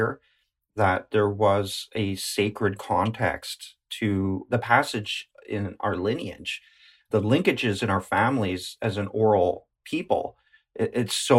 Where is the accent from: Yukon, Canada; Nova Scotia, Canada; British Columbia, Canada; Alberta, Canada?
Yukon, Canada; Whitehorse; now in Old Crow, Canada; I was born in Whitehorse